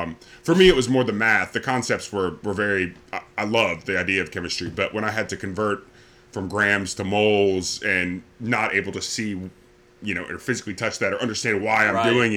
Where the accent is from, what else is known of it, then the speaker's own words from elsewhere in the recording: Laurinburg, North Carolina, United States; also born or lived in Michigan / Ohio / Greenville, North Carolina / Raleigh, North Carolina; I was born in Michigan and lived there in Ohio until I was 9. My family moved down here for jobs. We actually I lived in Laurinburg, North Carolina